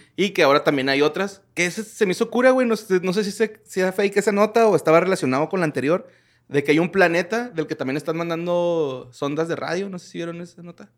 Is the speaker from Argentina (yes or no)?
no; Mexico; soy mexicano